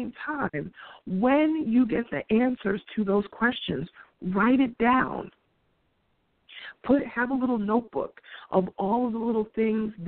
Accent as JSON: {"language": "English", "town": "New York City", "region": "New York", "country": "United States", "said": "being a New Yorker"}